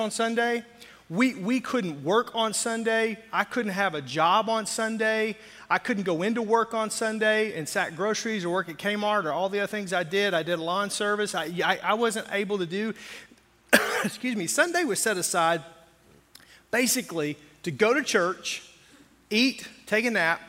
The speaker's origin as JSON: {"language": "English", "region": "the South", "country": "United States", "tie": "born or raised there", "said": "I grew up where, in a very conservative area in the South"}